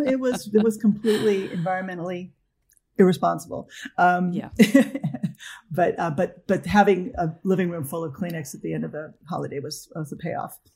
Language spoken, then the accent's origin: English; Los Angeles, California, United States; I grew up in Northridge, California